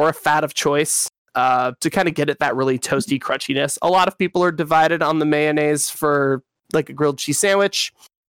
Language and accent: English; Western Washington, United States; I'm from Western Washington